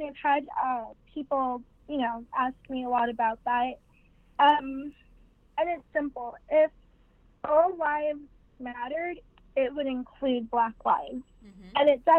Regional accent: St. Vincent & Grenadines; born or raised there; also born or lived in New York, United States / Los Angeles, United States; now in United States

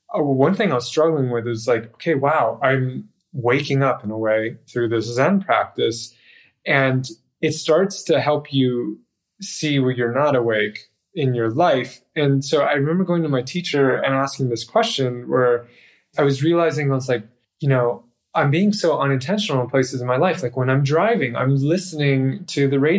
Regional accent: United States

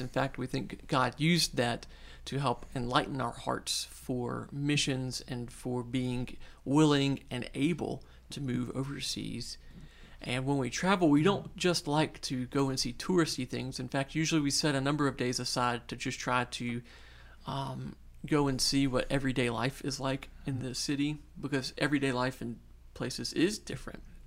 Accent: North Shore of New Orleans, Louisiana, United States; moved away as an adult; now in New Orleans, United States; I'm, I'm from the North Shore. uh, originally

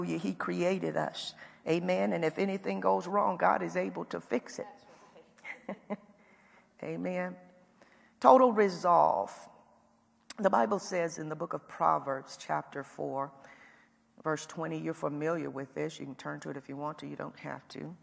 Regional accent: Indiana, United States; accent: Indiana; my Indiana accent kind of comes out

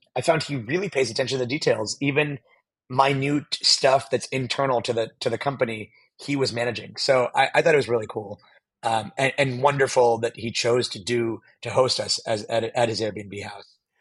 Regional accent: Pittsburgh, Pennsylvania, United States; now in San Francisco, United States; I was born in Pittsburgh, Pennsylvania, on the East Coast here in the United States, and I now live in San Francisco

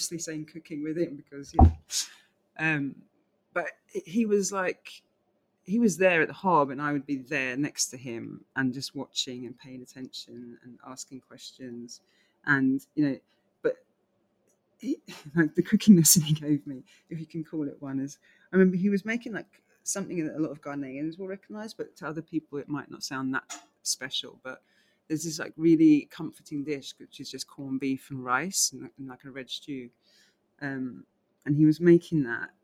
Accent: London, United Kingdom; also born or lived in New York; growing up in Southeast London in England

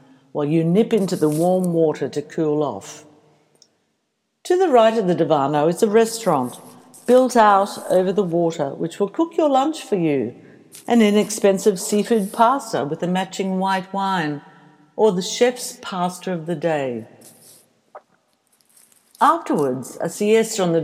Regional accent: Australia; Being Australian

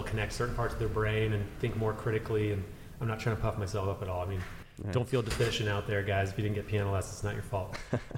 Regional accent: California, United States; also born or lived in Illinois / Utah; I was born in Illinois in the Midwest. I was then transplanted to California, so I claim California as my place of growth

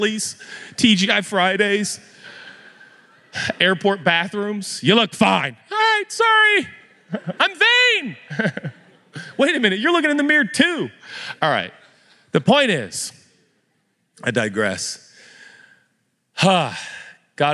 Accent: United States; we're American

